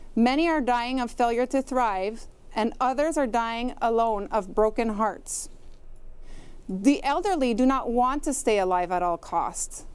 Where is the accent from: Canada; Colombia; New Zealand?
Canada; as Canadian citizens